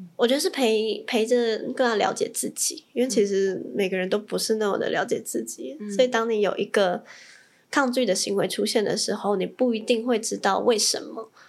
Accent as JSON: {"language": "Chinese", "region": "Taipei", "country": "Taiwan", "also_born_or_lived": "Tainan", "said": "我是，我是台北人"}